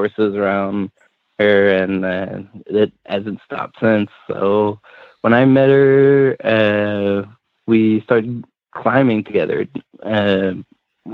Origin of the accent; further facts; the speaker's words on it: Quebec, Canada; English is a second language; also born or lived in England; So I'm from Montreal or Quebec, and I grew up all around Quebec, and then we moved in England for a couple of years, and that's kind of how I learned my English, and then we came back